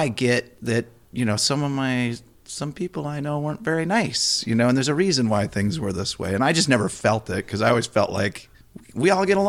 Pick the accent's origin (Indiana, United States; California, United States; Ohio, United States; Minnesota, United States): Minnesota, United States; being a northerner from Minnesota. And I've spent a lot of time in a lot of different places, but never the south.